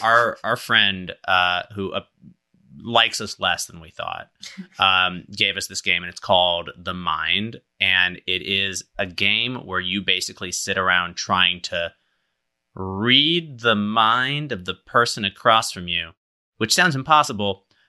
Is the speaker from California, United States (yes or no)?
yes; Berkeley, California, United States; It reminds me a lot of like growing up in Berkeley